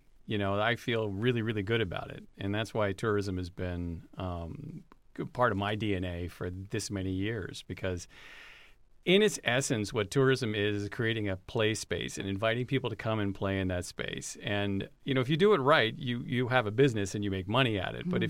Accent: Los Angeles, California, United States; Yeah, so L.A.

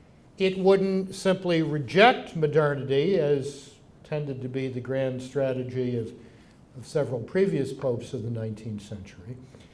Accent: Baltimore, Maryland, United States; When I was growing up in Baltimore

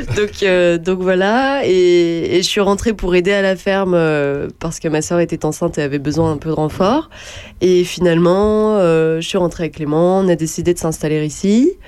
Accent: Charny, Bourgogne-Franche-Comté, France; also born or lived in Auxerre / Orléans / Toulouse / Berlin; j'ai grandi euh, à Charny.

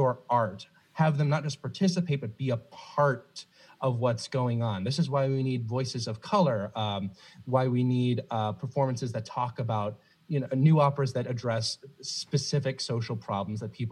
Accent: the South, United States; now in Chicago, United States; I was raised in the South, Roll Tide, just football down there

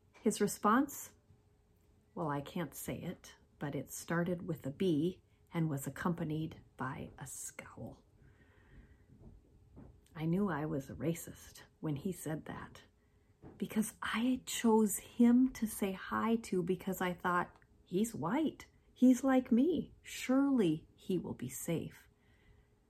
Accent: North Dakota and Minnesota, Midwest, United States; moved away as an adult; also born or lived in Washington, D.C.; I came from North Dakota and Minnesota, where most people looked pretty much like me

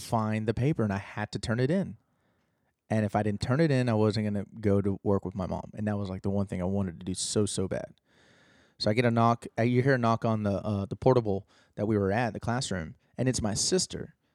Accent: Austin, Texas, United States; I was born in Austin

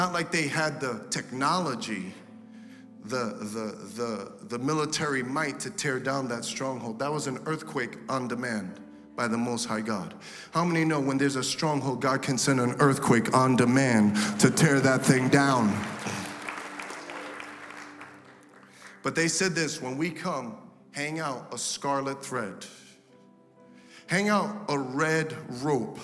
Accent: United States; I'm an American.

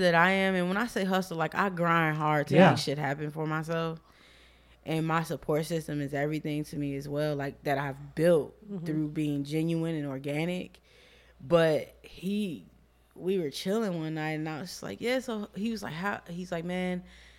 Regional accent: Chicago, Illinois, United States; We're from the same place. We're both from Southside Chicago.

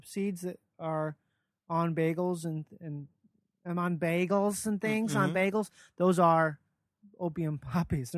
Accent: Minnesota, United States; I grew up in Minnesota, but like I'm not a Minnesotan

